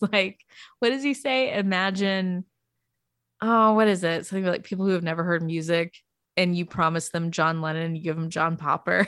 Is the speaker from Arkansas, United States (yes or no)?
yes; Arkansas, United States; I'm from Arkansas